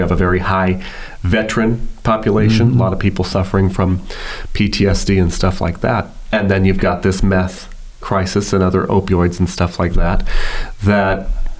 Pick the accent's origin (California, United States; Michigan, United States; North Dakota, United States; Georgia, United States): California, United States; Southern; now in Fresno, United States; Growing up in Southern California, there are a lot of tribal casinos